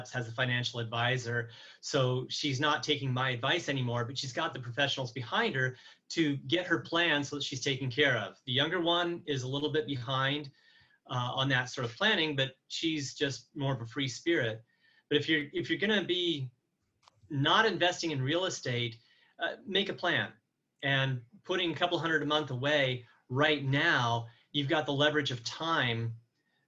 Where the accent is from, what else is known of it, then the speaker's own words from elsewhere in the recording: Astoria, Oregon, United States; moved away; also born or lived in Evansville, Indiana / Alabama; I was actually born in Evansville, Indiana, moved to Oregon when I was 5, and that's where I grew up. I grew up in Astoria